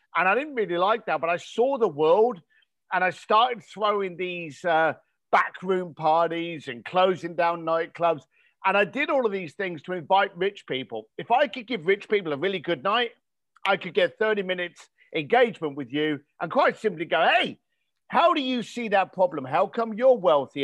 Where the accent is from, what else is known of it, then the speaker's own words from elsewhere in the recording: London, United Kingdom; growing up in East London, I had no money